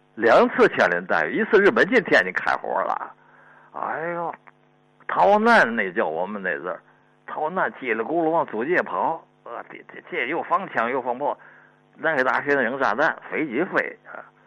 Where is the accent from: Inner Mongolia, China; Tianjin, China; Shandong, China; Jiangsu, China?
Tianjin, China; 我小的时候是在那个四十年代吧。那黄虫，天津